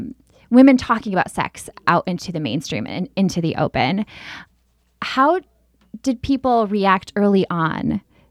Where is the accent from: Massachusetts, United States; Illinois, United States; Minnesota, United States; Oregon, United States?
Minnesota, United States; I grew up in Minnesota.